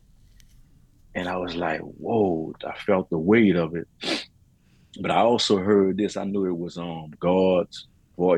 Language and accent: English; New Orleans, Louisiana, United States; I'm a native from New Orleans, Louisiana